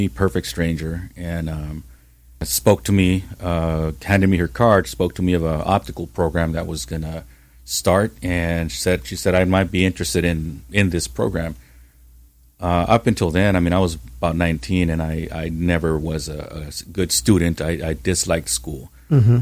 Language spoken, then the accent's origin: English; Santa Ana, California, United States; I grew up in Santa Ana. I grew up on Townsend Street